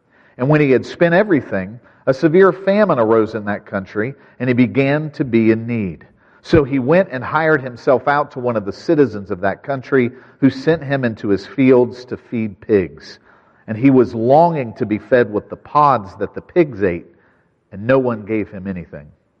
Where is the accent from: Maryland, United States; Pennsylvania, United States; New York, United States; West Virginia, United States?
West Virginia, United States; I grew up in West Virginia